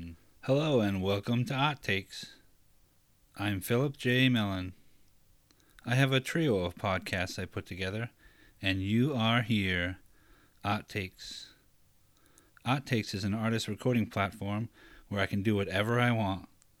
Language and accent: English; Taunton, Massachusetts, United States; I'm from Taunton, but that's not how you pronounce it from here.